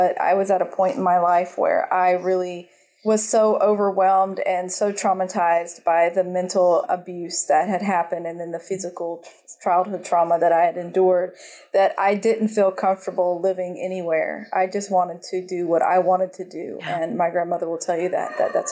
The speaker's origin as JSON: {"language": "English", "region": "North Carolina", "country": "United States", "tie": "born or raised there", "also_born_or_lived": "Georgia", "moved": "yes", "lives_now": "Costa Rica", "said": "I grew up in North Carolina and a little bit in Georgia"}